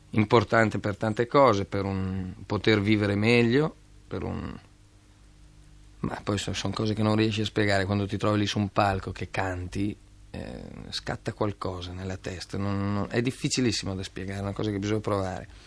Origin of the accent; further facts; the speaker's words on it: Pavia, Lombardy, Italy; Di Pavia